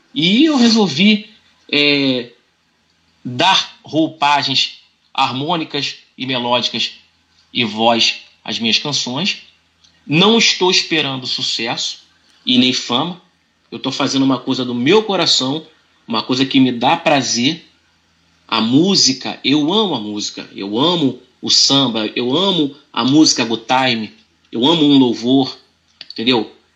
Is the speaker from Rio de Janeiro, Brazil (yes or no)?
yes; São Gonçalo, Rio de Janeiro, Brazil; eu sou cria da Brasilândia, aqui do Coroado, com muito orgulho, muito orgulho de ser gonçalense e ter nascido no Coroado